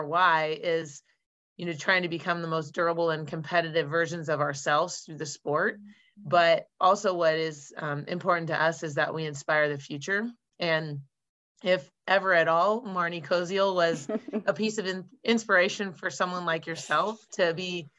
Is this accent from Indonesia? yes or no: no; Redmond, Washington, United States; I'm a Washingtonian. I was born and raised in Redmond, Washington